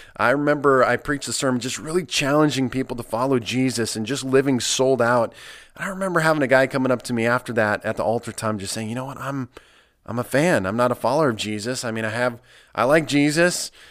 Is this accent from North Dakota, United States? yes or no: no; Nebraska, United States; moved away; I come from Nebraska, where, uh, you're a Nebraska Cornhusker, you live and die that. It's the only thing that we have in our state, and I, I, I grew up watching Nebraska football